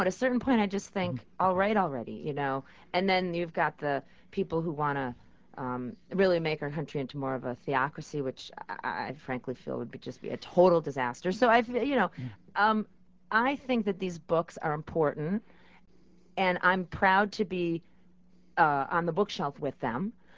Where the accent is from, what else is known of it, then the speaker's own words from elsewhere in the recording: New York, United States; as a New Yorker